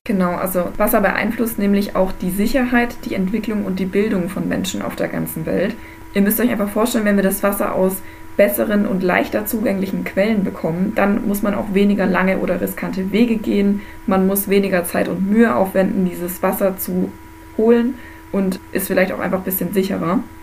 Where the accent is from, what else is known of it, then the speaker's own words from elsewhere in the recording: Germany; bei uns in Deutschland